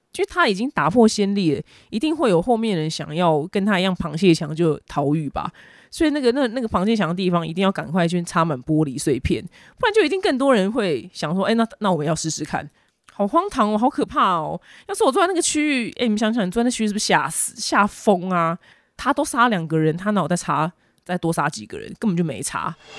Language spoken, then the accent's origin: Chinese; Taiwan; 我们台湾人